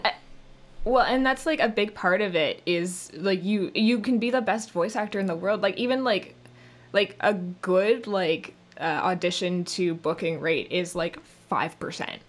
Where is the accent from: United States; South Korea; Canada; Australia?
Canada; accent: Canadian; being a Canadian voice actor